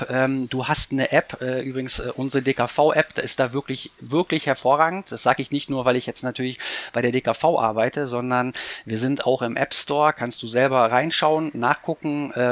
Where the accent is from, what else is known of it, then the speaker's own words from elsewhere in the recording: Bremen, Germany; Ich bin ja Bremer, das heißt dreimal das Bremer Recht.